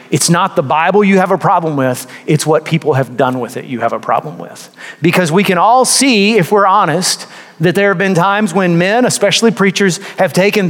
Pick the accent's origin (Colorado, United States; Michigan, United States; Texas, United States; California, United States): Texas, United States; I grew up in a part of Texas that was heavily Catholic.